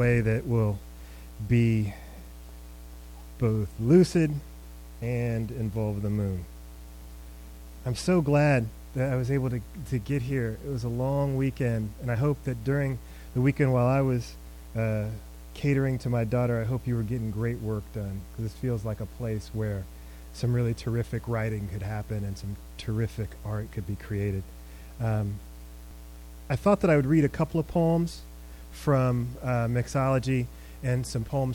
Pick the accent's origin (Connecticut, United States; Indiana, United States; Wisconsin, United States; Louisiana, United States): Indiana, United States; Indianapolis; also born or lived in Nuremberg, Germany; I grew up in Indianapolis